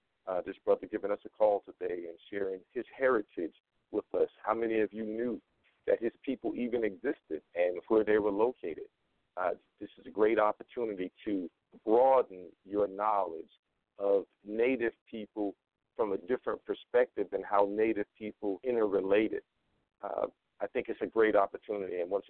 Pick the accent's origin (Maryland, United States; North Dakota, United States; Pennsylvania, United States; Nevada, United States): Nevada, United States; Las Vegas; Las Vegas, Nevada.